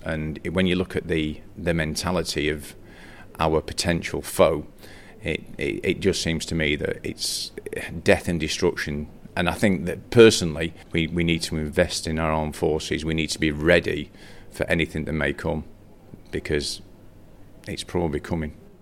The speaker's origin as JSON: {"language": "English", "town": "Morecambe", "region": "North West England", "country": "United Kingdom", "tie": "born or raised there", "said": "I was born in Morecambe back in the year 1966"}